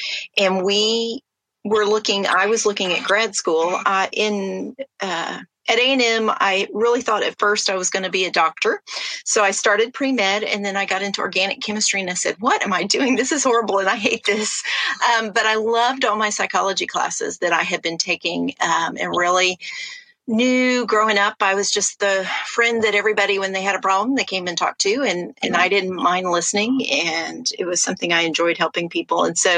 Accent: Texas, United States; So I grew up primarily in Texas. My dad was in the military, so we moved a lot. But I landed in college in College Station and went to Texas A&M.

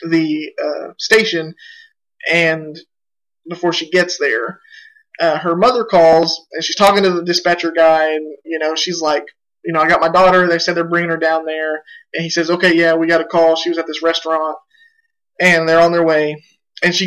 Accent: Oklahoma, United States; we're from Oklahoma

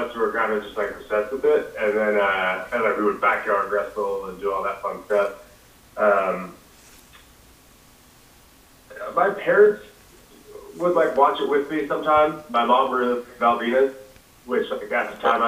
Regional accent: Long Island, New York, United States; I grew up in Long Island my whole life

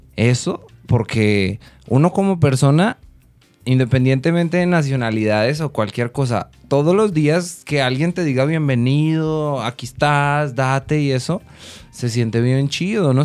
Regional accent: Colombia; moved away as an adult; now in Guadalajara, Mexico; yo como colombiano

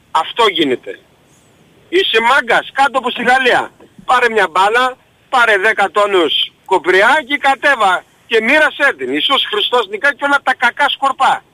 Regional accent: Volos, Thessaly, Greece; είμαι από Βόλο

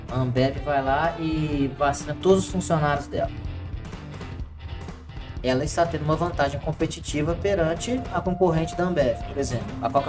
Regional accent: Belo Horizonte, Rio de Janeiro, Brazil; Somos. Nós somos de Belo Horizonte, o Câmara de Rio Acima.

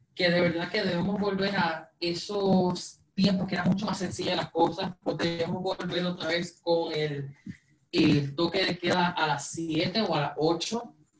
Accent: Puerto Rico; los puertorriqueños vamos a seguir luchando hacia adelante

